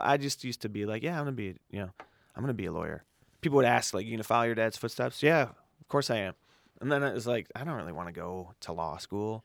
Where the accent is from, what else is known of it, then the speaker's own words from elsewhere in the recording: Chicago, Illinois, United States; I grew up on the south side of Chicago in Morgan Park